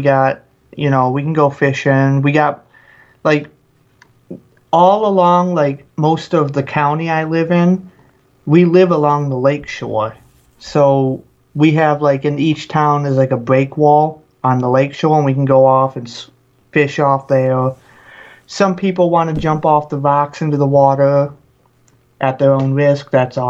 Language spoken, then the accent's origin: English; Peck, Michigan, United States; now in Sandusky, United States; I am from the small town of Sandusky, Michigan. Well, technically I'm from Peck, Michigan, but I now reside in Sandusky. It's just a small town, the thumb area of Michigan. Quiet little place